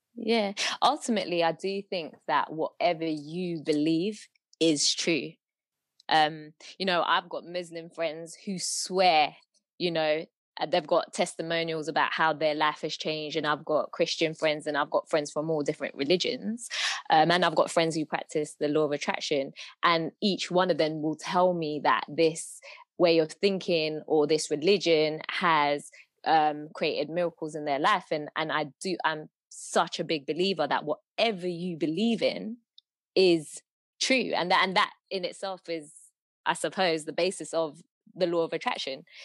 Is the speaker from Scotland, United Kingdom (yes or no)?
no; London, United Kingdom; I was born and bred in London